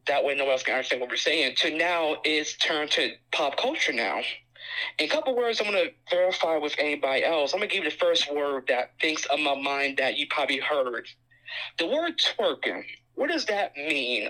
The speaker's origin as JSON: {"language": "English", "country": "United States", "accent": "African American English (Ebonics)", "said": "when I was growing up in the African American community"}